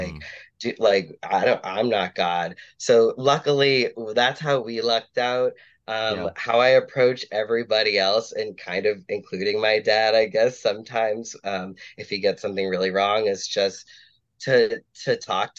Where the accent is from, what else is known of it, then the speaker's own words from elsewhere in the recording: Boston, Massachusetts, United States; My sibling is NB, so we're two queer kids, growing up Catholic in Boston